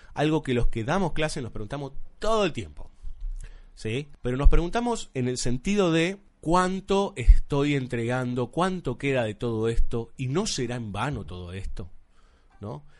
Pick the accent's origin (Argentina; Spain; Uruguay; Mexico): Argentina; aquí en Buenos Aires, nosotros que somos argentinos